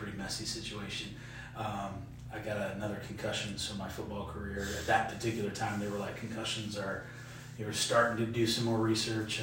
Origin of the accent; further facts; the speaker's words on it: Kalamazoo, Michigan, United States; moved away; I'm originally from Southwest Michigan, Kalamazoo area